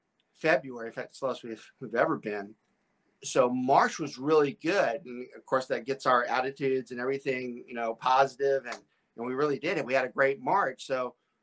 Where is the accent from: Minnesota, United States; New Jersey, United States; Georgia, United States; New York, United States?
Georgia, United States; Atlanta; moved away; also born or lived in Southern Louisiana; I grew up in the Atlanta area